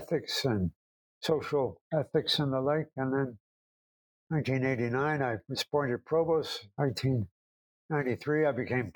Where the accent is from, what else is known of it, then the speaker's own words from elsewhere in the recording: New Jersey, United States; moved away; also born or lived in Western New York / Chicago; I was born and raised in New Jersey